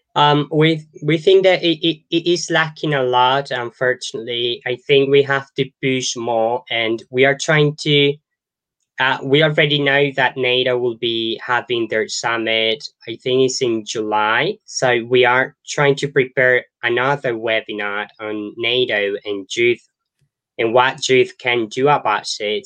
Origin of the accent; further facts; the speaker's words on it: Colombia; I was born in Colombia and I grew up in Colombia